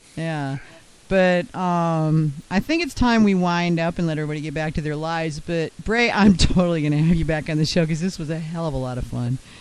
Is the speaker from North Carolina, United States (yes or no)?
yes; Central North Carolina, United States; I'm from Central North Carolina